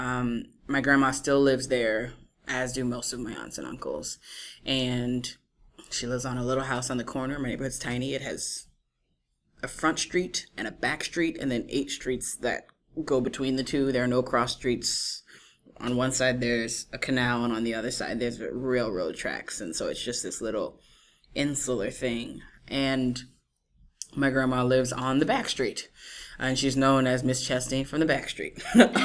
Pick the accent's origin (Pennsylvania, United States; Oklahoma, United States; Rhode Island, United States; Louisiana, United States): Louisiana, United States; New Orleans; moved away as an adult; also born or lived in Washington, D.C.; now in New York City, United States; I'm originally from Louisiana